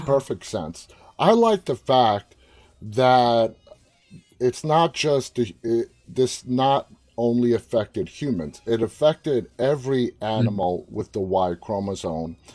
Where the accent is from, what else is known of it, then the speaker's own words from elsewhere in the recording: New York City, New York, United States; now in Northern Virginia, United States; I'm from, born, raised in Queens